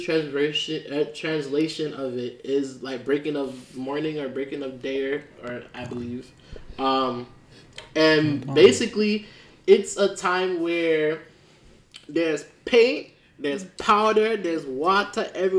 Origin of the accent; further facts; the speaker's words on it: Jamaica; I'm a rare Jamaican